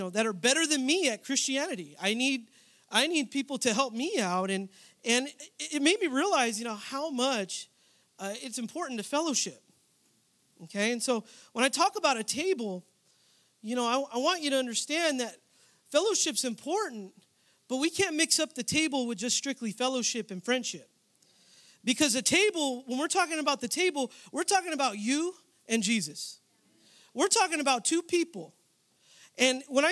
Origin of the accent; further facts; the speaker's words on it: San Jose, California, United States; now in Southern California, United States; I was born and raised in San Jose, California, but I moved out here to start school